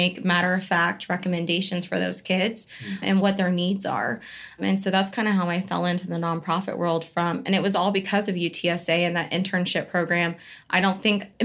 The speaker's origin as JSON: {"language": "English", "town": "Bandera", "region": "Texas", "country": "United States", "said": "I'm close to home. I'm from Bandera, cowboy capital of the world"}